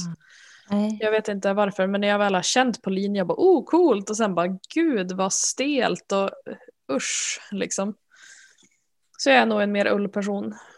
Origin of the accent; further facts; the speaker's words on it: Norrland, Sweden; jag är en jättedålig norrlänning